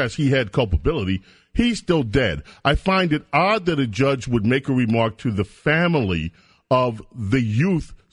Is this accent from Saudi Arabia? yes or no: no; New York City, New York, United States; I grew up in Queens